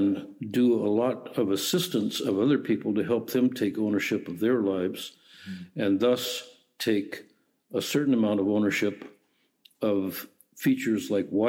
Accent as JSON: {"language": "English", "region": "Alaska", "country": "United States", "tie": "born or raised there", "also_born_or_lived": "Sweden", "moved": "yes", "lives_now": "Canada", "said": "growing up in Alaska"}